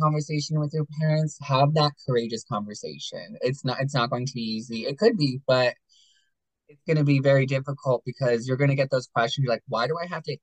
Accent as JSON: {"language": "English", "town": "Berwick", "region": "Pennsylvania", "country": "United States", "tie": "born or raised there", "also_born_or_lived": "Hawaii", "lives_now": "Nescopeck, United States", "said": "I lived in Berwick my whole life"}